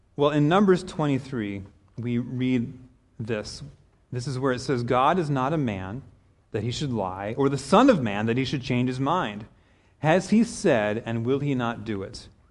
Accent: Kansas, United States; moved away as an adult; also born or lived in Denver, Colorado; I grew up in Kansas

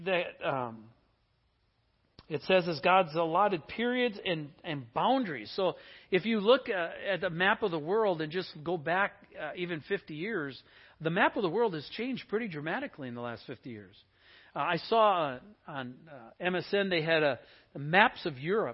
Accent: Wisconsin, United States; now in Seattle, United States; I grew up in Wisconsin

